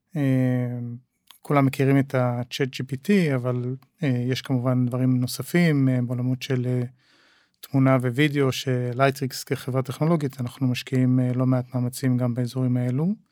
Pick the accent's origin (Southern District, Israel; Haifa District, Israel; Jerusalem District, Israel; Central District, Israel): Jerusalem District, Israel; Jerusalem; now in Tel Aviv, Israel; גדלתי בירושלים, uh, שנות ה-70 וה-80